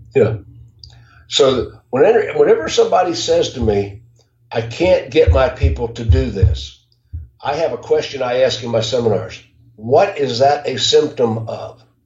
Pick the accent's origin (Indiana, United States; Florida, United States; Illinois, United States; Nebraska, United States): Florida, United States; Jacksonville; I grew up in Jacksonville